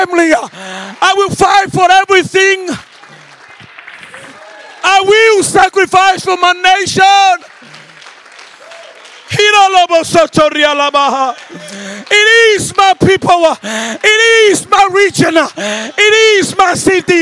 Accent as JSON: {"language": "English", "country": "Angola", "tie": "born or raised there", "also_born_or_lived": "Netherlands", "moved": "yes", "said": "I was born in Angola"}